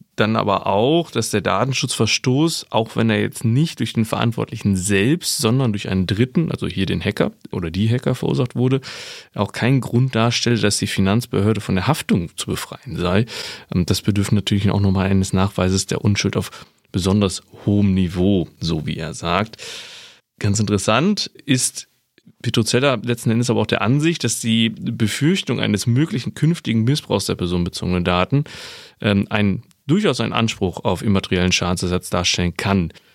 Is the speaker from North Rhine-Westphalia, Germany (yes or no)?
yes; North Rhine-Westphalia, Germany; bei uns in Nordrhein-Westfalen